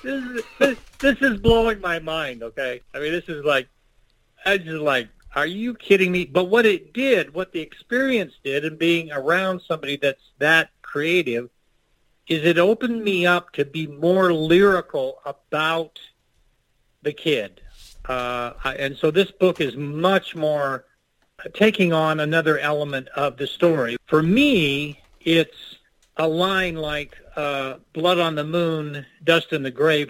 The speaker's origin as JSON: {"language": "English", "town": "Kingman", "region": "Arizona", "country": "United States", "tie": "born or raised there", "moved": "as an adult", "said": "I'm a Kingman kid from Arizona."}